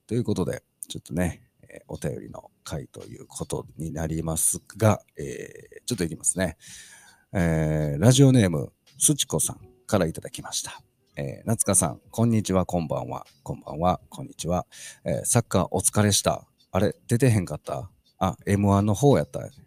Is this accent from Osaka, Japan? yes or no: yes; Osaka, Japan; 僕、あの、大阪出身なんですけども